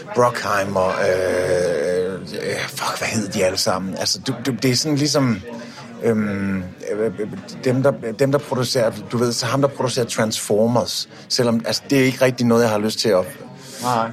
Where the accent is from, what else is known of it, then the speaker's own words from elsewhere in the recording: Denmark; jeg er fra Danmark